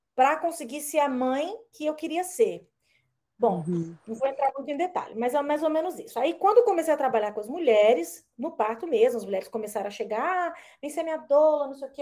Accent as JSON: {"language": "Portuguese", "town": "Brasília", "region": "Federal District", "country": "Brazil", "also_born_or_lived": "Malaysia", "moved": "as an adult", "lives_now": "California, United States", "said": "lá no Brasil, quando sou de Brasília"}